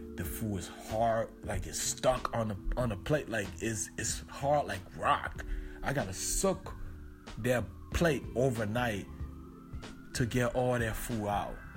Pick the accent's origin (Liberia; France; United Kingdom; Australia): Liberia; moved away; I was from Liberia